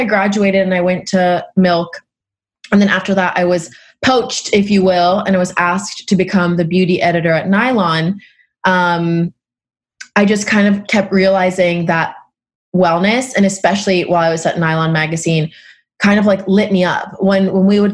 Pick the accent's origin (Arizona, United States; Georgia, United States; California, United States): California, United States; San Diego; moved away as an adult; now in New York, United States; I grew up in San Diego, California, eating the most beautiful produce of all time